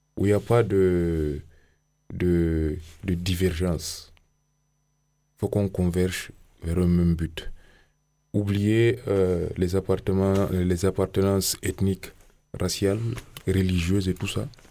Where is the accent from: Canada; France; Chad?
Chad; je suis euh, tchadien